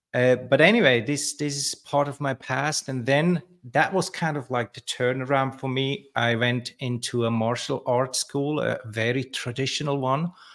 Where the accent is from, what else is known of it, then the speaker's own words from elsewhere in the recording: Switzerland; I grew up in Switzerland, uh, in an orphanage.